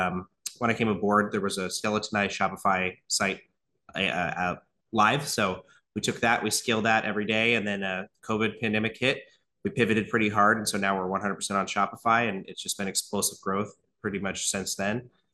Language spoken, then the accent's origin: English; Portland, Oregon, United States; We are from Portland, Oregon, believe it or not.